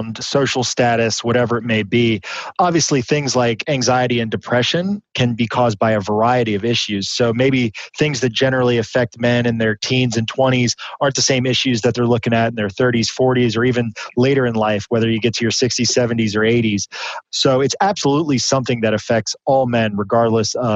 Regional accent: Midwest, United States; growing up in the Midwest

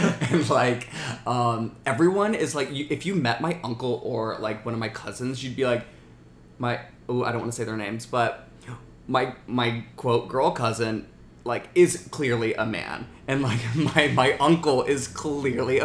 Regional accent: Alabama, United States; I grew up in Alabama

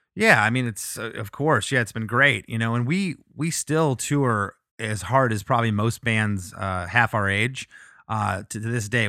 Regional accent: Florida, United States; also born or lived in Michigan; we moved to Florida when I was six.

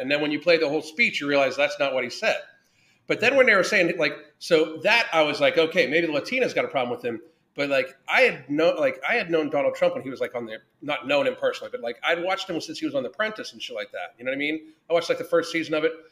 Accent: Pittsburgh, Pennsylvania, United States; I grew up in the South Hills of Pittsburgh

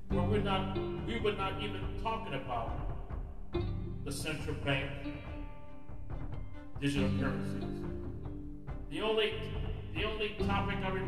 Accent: United States; as an American citizen

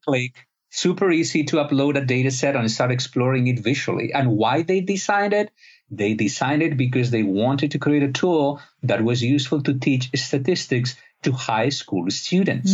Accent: Spain; I'm not from Egypt, I'm from Spain

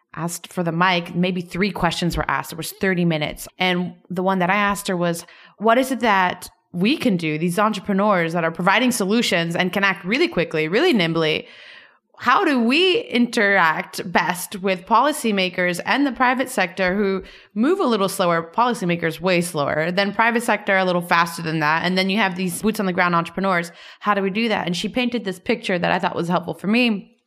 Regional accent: Miami, Florida, United States; I'm from Miami

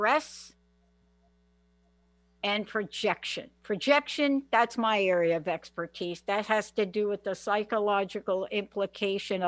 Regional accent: New York, United States; also born or lived in Washington state; now in Washington, United States; I'm from New York.

